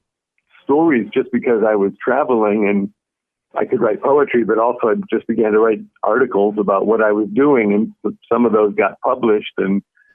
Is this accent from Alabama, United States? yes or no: no; Connecticut, United States; moved away as an adult; also born or lived in Tokyo, Japan / Virginia; now in San Francisco Bay Area, United States; growing up in Connecticut